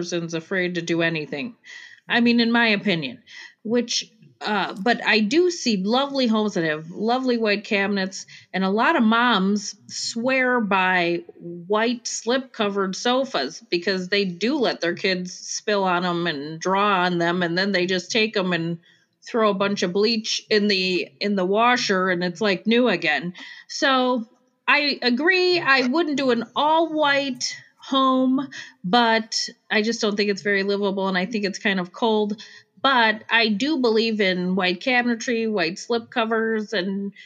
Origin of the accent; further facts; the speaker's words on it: Chicago, Illinois, United States; accent: Chicago; now in Arizona, United States; where I'm from, Chicago